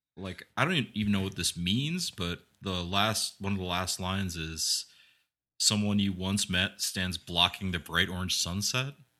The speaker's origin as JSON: {"language": "English", "region": "Iowa", "country": "United States", "tie": "born or raised there", "said": "growing up in Iowa and coming from the Midwest"}